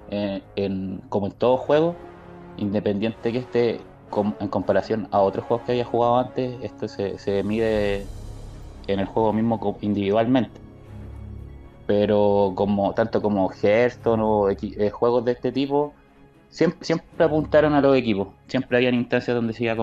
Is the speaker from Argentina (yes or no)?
no; Chile; número uno en cantidad somos chilenos